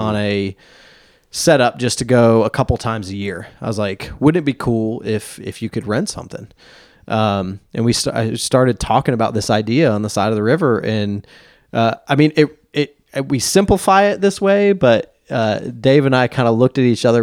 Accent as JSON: {"language": "English", "town": "Nashville", "region": "Tennessee", "country": "United States", "tie": "born or raised there", "moved": "yes", "lives_now": "Black Mountain, United States", "said": "born and raised in Nashville"}